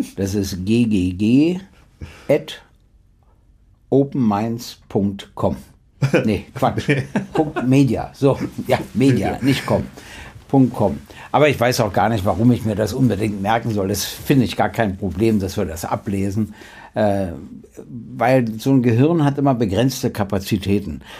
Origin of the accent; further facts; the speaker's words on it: Berlin, Germany; sage ich als Berliner